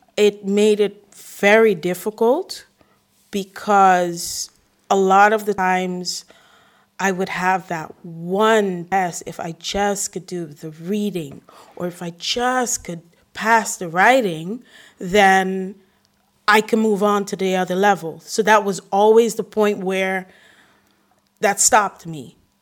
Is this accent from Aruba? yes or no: yes; Aruba; first language English; now in Rotterdam, Netherlands; then Spanish, then after that, Papiamento, because I'm from Aruba.